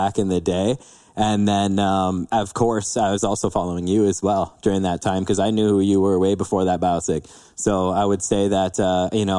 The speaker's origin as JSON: {"language": "English", "town": "London", "region": "Ontario", "country": "Canada", "tie": "born or raised there", "said": "born and raised in London, Ontario"}